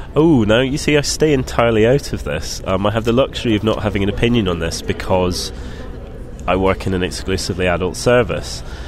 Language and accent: English; Scotland, United Kingdom; I grew up in Scotland